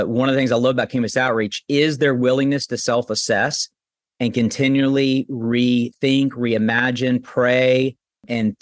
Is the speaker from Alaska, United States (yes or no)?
no; Kentucky, United States; I'm born and raised in Kentucky.